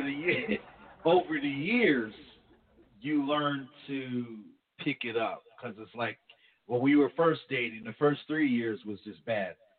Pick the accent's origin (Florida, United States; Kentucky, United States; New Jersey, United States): New Jersey, United States; moved away; I'm from New Jersey